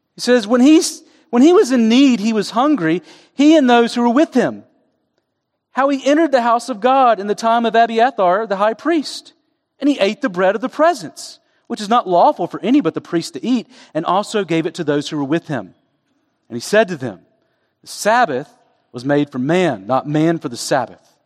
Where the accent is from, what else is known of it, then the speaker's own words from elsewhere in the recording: Southeast, United States; When I was growing up in the Southeast